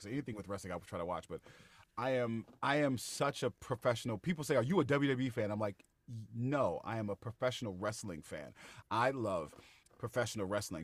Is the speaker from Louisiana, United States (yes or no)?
no; Bay Area, California, United States; we're both from the Bay Area